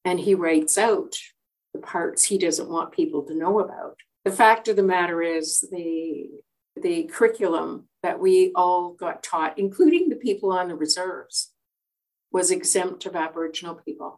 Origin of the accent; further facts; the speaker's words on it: Tsuut'ina, Alberta, Canada; I was born on Tsuut'ina.